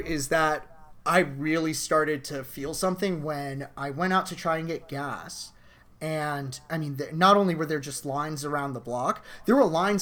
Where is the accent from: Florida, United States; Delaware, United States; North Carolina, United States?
Florida, United States; we're all from Florida